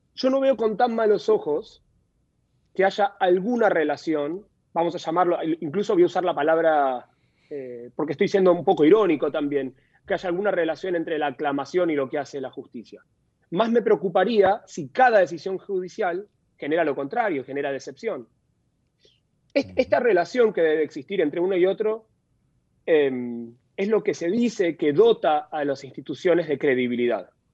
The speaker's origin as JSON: {"language": "Spanish", "country": "Argentina", "said": "en mi país"}